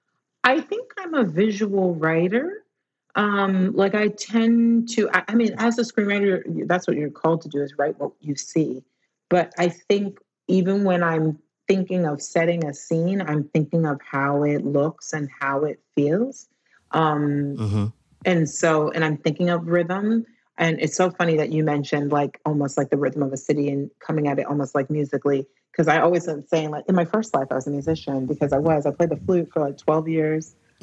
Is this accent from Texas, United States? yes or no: yes; Dallas, Texas, United States; now in London, United Kingdom; Texas, Dallas.